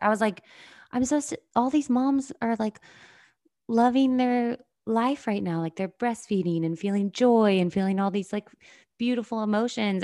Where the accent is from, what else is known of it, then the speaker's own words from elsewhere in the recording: the South, United States; I grew up in the South